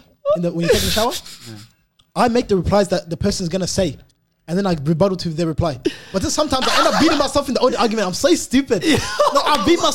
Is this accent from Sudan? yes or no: yes; Sudan; I'm from Sudan.